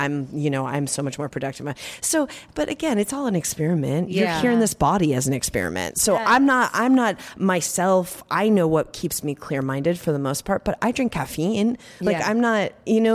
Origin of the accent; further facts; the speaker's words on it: New York, United States; now in Los Angeles, United States; I'm a New Yorker